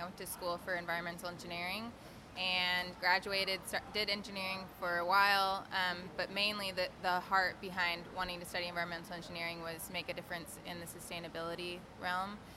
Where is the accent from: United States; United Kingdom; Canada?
United States; Fresno, California; moved away as an adult; also born or lived in Ventura, California / Australia; Fresno, which is four hours north in my hometown